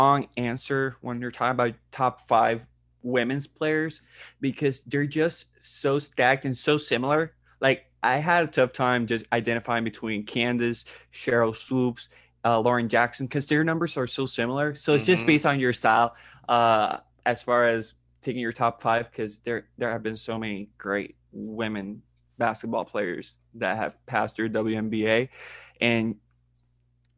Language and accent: English; Puerto Rico; first language Spanish; English is a second language; I'm from Puerto Rico, so that's my native language